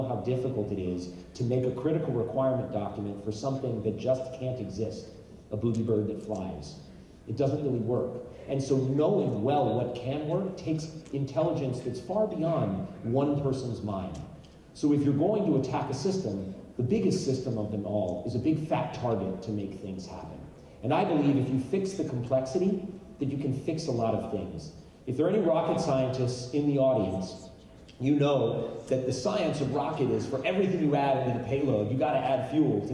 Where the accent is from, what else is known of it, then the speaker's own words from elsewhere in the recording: United States; as a patriot and as an American and as a diehard Marine